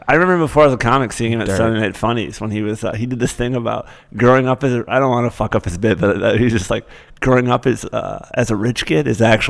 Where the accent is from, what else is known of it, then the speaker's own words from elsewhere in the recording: Michigan, United States; now in New York, United States; I'm from Michigan.